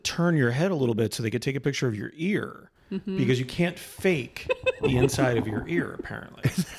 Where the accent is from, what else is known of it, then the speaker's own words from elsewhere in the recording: Canada; moved away; I'm still Canadian.